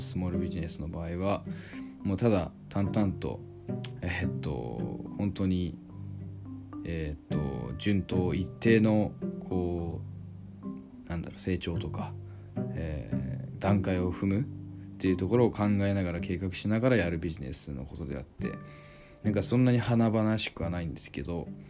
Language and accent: Japanese; Shimane, Japan; 地元の島根